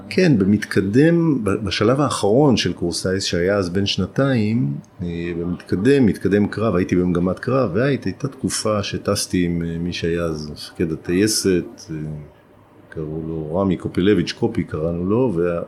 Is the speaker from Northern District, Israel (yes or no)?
yes; Alonim, Northern District, Israel; הזיכרונות שלי מילדות באלונים הם זיכרונות של ילדות מאוד מאוד טובה